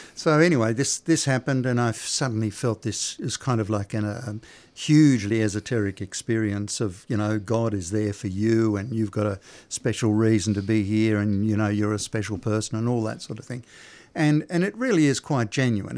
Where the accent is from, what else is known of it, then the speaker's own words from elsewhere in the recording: Sydney, New South Wales, Australia; moved away; also born or lived in Queensland; I was born in Sydney.